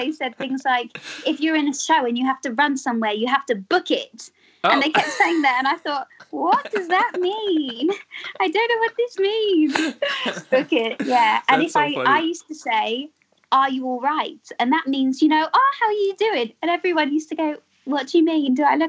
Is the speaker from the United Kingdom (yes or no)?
yes; England, United Kingdom; What do we say in England?